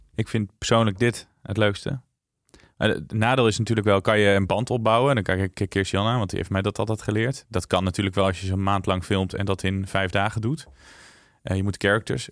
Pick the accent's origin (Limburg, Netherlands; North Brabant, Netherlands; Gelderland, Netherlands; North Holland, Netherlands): Gelderland, Netherlands; Tiel; ik ben geboren in Tiel